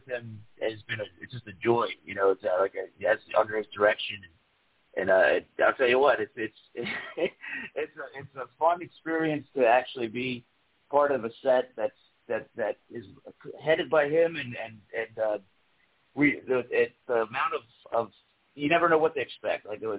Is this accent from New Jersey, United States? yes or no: yes; New Jersey, United States; moved away as an adult; also born or lived in Pennsylvania / Germany; in transition from moving from Pennsylvania to going out west, and I'm originally from Jersey